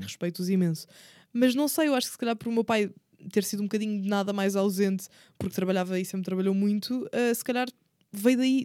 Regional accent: Setúbal, Portugal; moved away as an adult; now in Lisbon, Portugal; eu nasci em Setúbal, cresci em Setúbal e quando terminei o 12 ano e fui para a faculdade, aí sim mudei-me para Lisboa

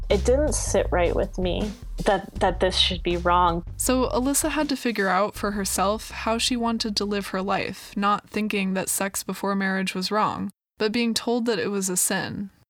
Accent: New Jersey, United States; really confused growing up in New Jersey, really far from my tribe.

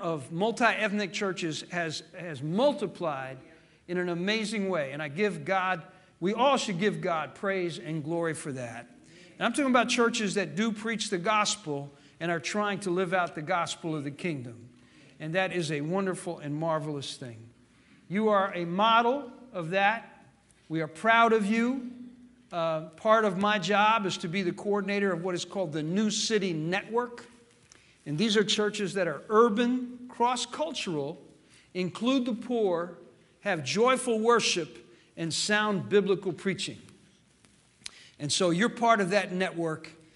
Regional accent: New Jersey, United States; also born or lived in Memphis, Tennessee; now in Chattanooga, United States; my father abandoned my family when I was four, so he put us on a train to send us up to New Jersey, and then later I came back to Tennessee. I was born in Memphis, but came back and have lived in Chattanooga now for the last 50 years

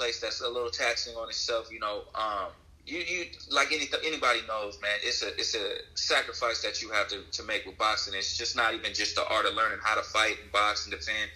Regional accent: Oakland, California, United States; also born or lived in San Francisco; now in Los Angeles, United States; Born and raised in Oakland

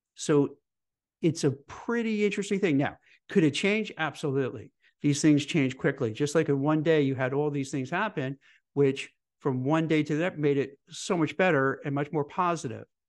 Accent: New York, United States; I grew up in New York

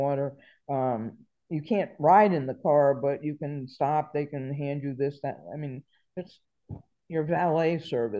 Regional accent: New York, United States; moved away; also born or lived in Virginia; I'm from New York, but I was living in Virginia at that time.

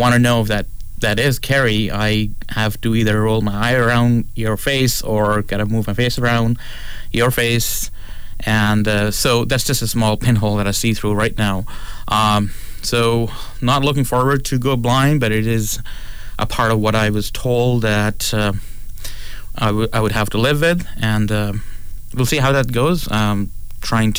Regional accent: Pakistan; also born or lived in Toronto; now in Prince Edward Island, Canada; I was born in Pakistan.

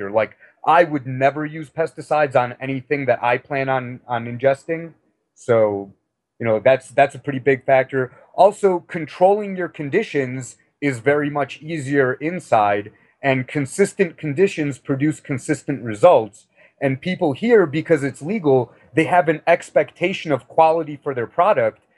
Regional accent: Chicago, Illinois, United States; also born or lived in Missouri / Texas / Europe; now in Denver, United States; Uh, I'm originally from Chicago, but I've moved around quite a bit. I lived in Missouri and Texas and Europe for a while.

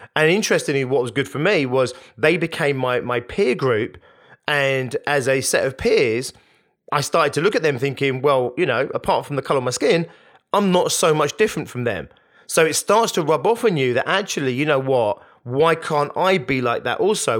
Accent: Hounslow, London, United Kingdom; growing up in Hounslow in West London like I did

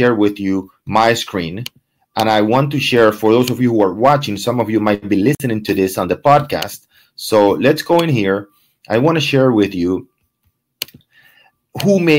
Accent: Venezuela; now in Coral Gables, United States; My background, I'm from Venezuela

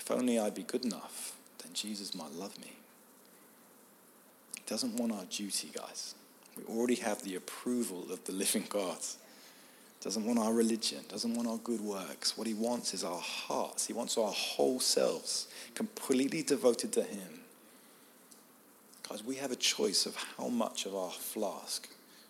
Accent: United Kingdom; I'm British

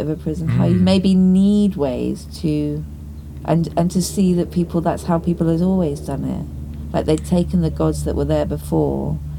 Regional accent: Dartmoor, South West England, United Kingdom; I was from Dartmoor

